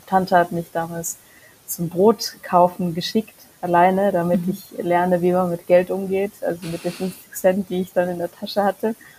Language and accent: German; Germany; also born or lived in Mongolia / Würzburg; nachdem ich nach Deutschland gezogen bin